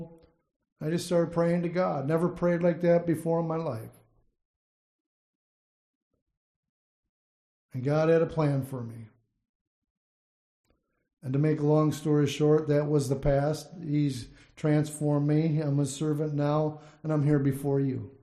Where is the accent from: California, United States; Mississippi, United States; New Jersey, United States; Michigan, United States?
Michigan, United States; Saginaw; moved away; I think of my hometown that I grew up in and I was raised up in Saginaw, Michigan